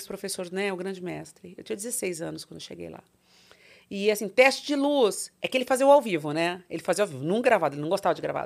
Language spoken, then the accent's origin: Portuguese; Tremembé, São Paulo, Brazil; also born or lived in Taubaté; Eu nasci em Tremembé, Taubaté, só que não tá. tinha maternidade em Tremembé, que é embaixo de Campos do Jordão